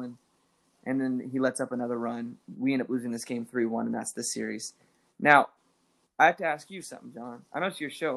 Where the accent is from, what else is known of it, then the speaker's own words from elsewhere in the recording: Central Florida, United States; also born or lived in Texas; I was born in Texas, but grew up in Florida. And we grew up in Central Florida